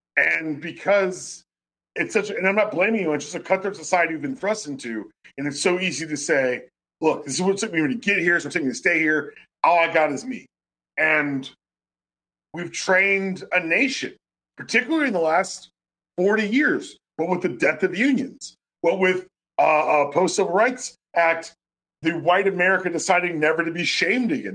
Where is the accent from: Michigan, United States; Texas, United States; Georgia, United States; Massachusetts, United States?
Georgia, United States; Atlanta; I grew up in Buckhead before it became Buckhead, but it's Buckhead now